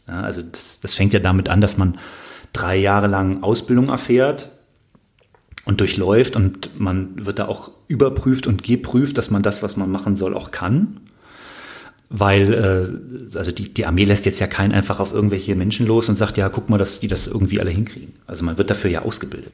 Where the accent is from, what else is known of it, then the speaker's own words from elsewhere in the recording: Bonn, North Rhine-Westphalia, Germany; ich komme aus Bonn